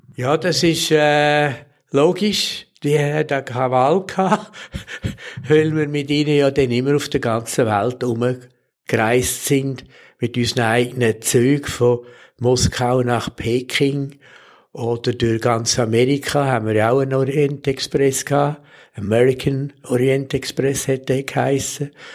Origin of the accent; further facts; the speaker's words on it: Switzerland; als Schweizer